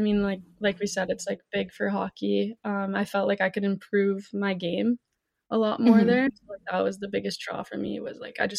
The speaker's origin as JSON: {"language": "English", "region": "Michigan", "country": "United States", "tie": "born or raised there", "moved": "as an adult", "lives_now": "Connecticut, United States", "said": "I'm from Michigan."}